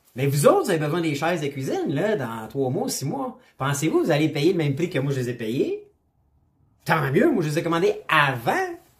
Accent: Canada; je suis Canadien

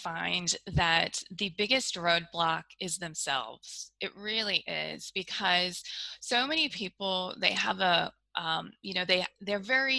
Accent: United States; accent: American; now in Australia; So you can probably tell from my accent that I'm an American, but I actually live in Australia. I have moved around quite a bit. I've actually lived in 6 different countries

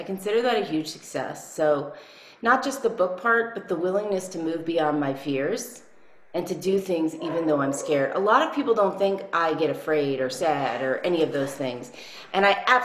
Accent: New Orleans, Louisiana, United States; also born or lived in Chicago / Nashville; now in New Mexico, United States; I was born in New Orleans, and I was the youngest of four

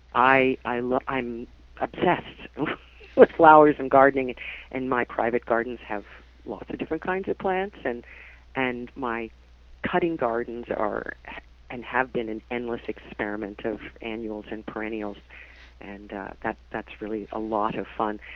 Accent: New Jersey, United States; accent: New Jersey; now in Canada; my New Jersey accent

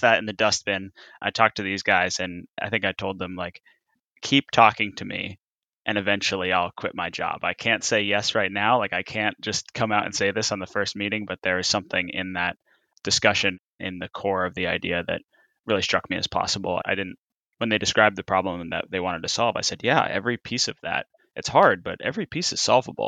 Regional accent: Massachusetts, United States; moved away as an adult; I grew up in Massachusetts

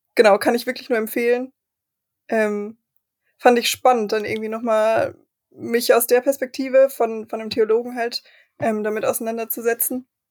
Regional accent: Germany; wir als Deutsche

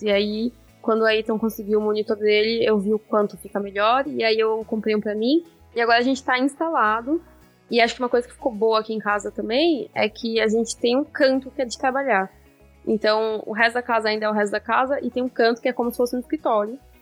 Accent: Brazil; now in Netherlands; como um bom brasileiro

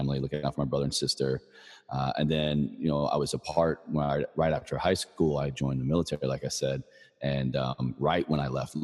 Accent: Virginia, United States; moved away as an adult; I moved back to Virginia when I got out of the Army. You know, my home state, I went to college there

